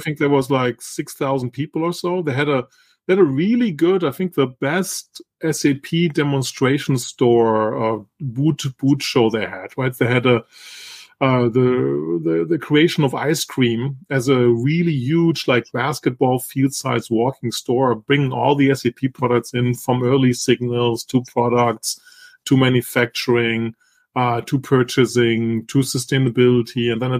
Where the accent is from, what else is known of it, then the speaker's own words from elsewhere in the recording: Italy; I grew up in Northern Italy.